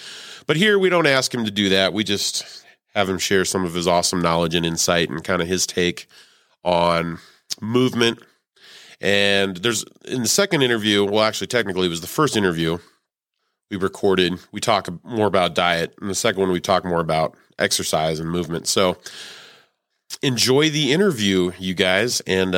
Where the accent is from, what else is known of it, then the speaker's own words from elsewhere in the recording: Salt Lake City, Utah, United States; I hail from Salt Lake City.